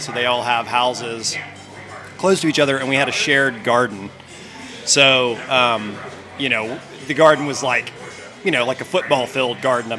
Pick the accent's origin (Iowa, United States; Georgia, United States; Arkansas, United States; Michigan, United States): Georgia, United States; near Helen, North; So I grew up in the mountains of North Georgia. The closest like landmark place that would be recognizable is Helen, Georgia.